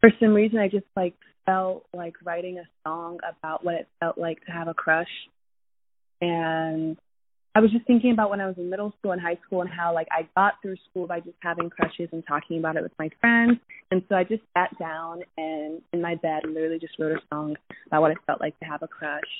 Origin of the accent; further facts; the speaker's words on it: Lagos, Nigeria; now in Los Angeles, United States; I grew up in, as you know, Lagos, which is like such a huge city in Nigeria